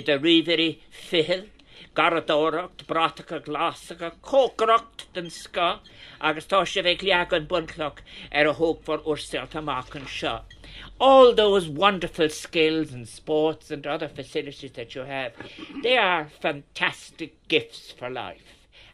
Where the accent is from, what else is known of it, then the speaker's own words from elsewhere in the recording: Ireland; This is what is wonderful about, in fact, being Irish in a generous way.